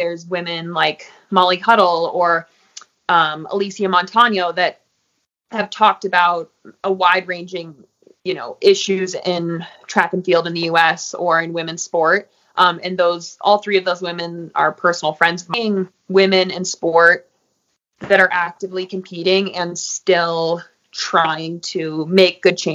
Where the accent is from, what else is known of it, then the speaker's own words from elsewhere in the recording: Crested Butte, Colorado, United States; pride for my hometown and my community, and a real sense of loyalty to my community and wanting to help here in Crested Butte